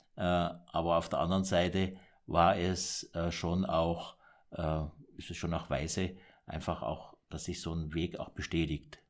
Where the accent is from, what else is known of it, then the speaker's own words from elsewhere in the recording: Kandern, Baden-Württemberg, Germany; ich bin im Süddeutschland geboren, im Dreiländereck Deutschland, Frankreich, äh, Schweiz, mhm. in Kandern und da bin ich aufgewachsen.